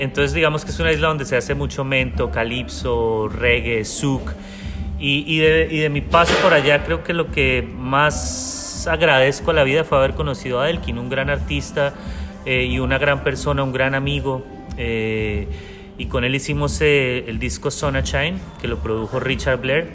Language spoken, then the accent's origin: Spanish; Bogotá, Colombia; now in Villa de Leyva, Colombia; yo crecí en Bogotá y ahorita estoy viviendo en Villa de Leiva